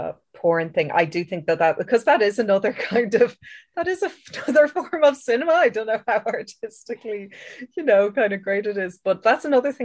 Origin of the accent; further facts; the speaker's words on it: Ireland; I know that as an Irish person, we're kind of inbuilt to feel guilt and shame, like about a lot of things anyway.